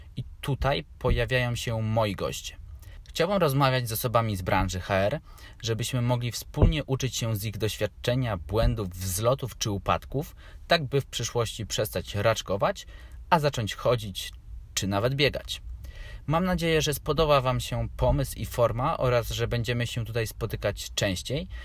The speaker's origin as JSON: {"language": "Polish", "town": "Warsaw", "region": "Masovian Voivodeship", "country": "Poland", "tie": "born or raised there", "said": "Mieszkam od urodzenia w Warszawie"}